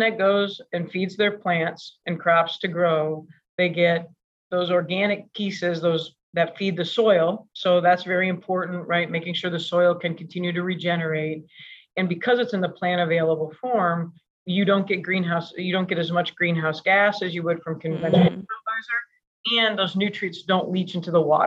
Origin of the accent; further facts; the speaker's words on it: Michigan, United States; moved away as an adult; also born or lived in Seattle, Washington; we grew up in Michigan